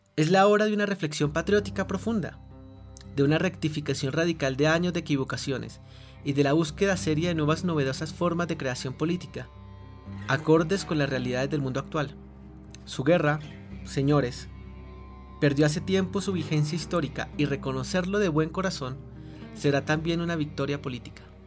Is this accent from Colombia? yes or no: yes; Colombia; no recuerdo un solo momento de mi vida que signifique ser colombiano en paz